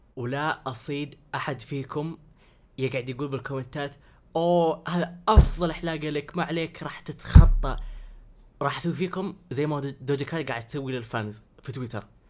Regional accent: Saudi Arabia; انا سعودي

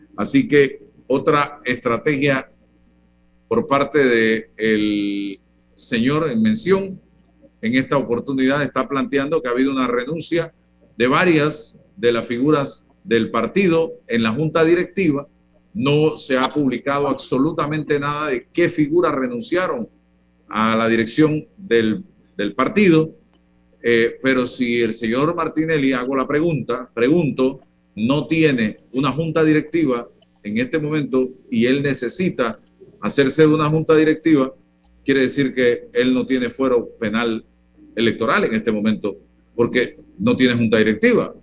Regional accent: Panama; como panameño

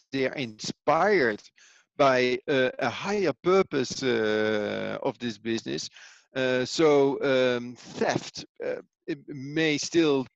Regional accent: Netherlands; also born or lived in Italy; now in Switzerland; I am from Holland, born and raised in Holland. But currently I live in Switzerland and I work in Italy.

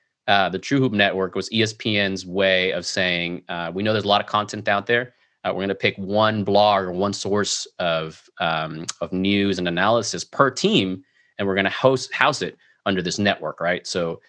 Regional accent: Mexico; also born or lived in Venezuela; So, you know, growing up in South America, in Mexico, Venezuela, since you're out of the country, when you watch the NBA, you're just a general fan, right?

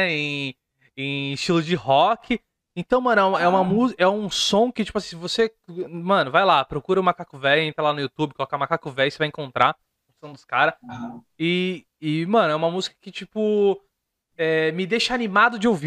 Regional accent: Santos, São Paulo, Brazil; É, eu sou de Santos. A gente usa muito

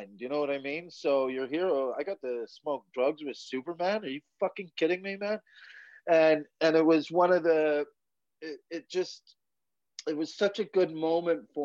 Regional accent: Quesnel, British Columbia, Canada; now in Scotland; The town I grew up with was called Quesnel, British Columbia

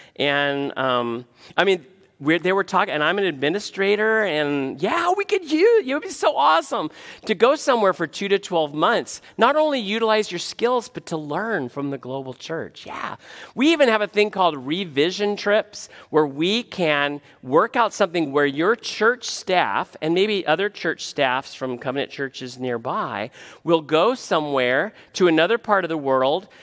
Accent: United States; as an American

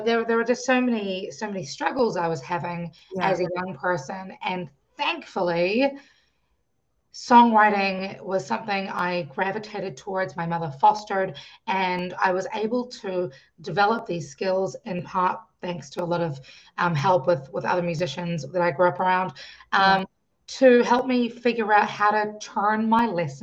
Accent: New Zealand; I grew up in New Zealand. I was born in New Zealand

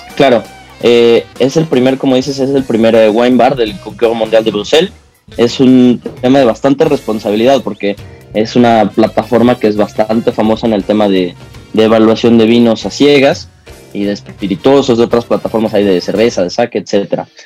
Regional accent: Mexico

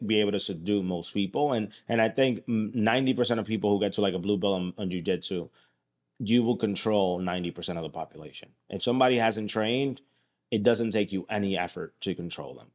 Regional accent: United States; I'm an American and I live here

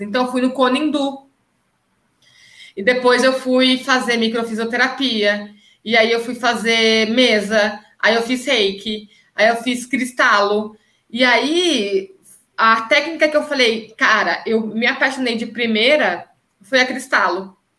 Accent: Campinas, São Paulo, Brazil; voltei para Campinas, que é a minha cidade

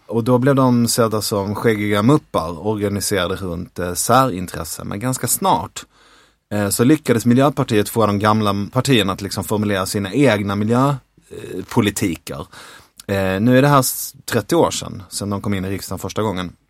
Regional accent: Skåne, Sweden; Vi är båda från Skåne

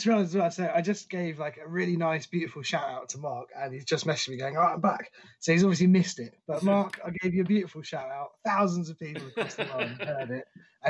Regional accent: Canada; I honestly haven't cared much about … in years, and I'm Canadian.

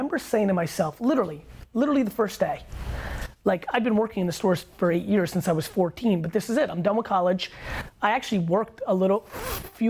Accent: Russia; now in United States; I was born in Russia.

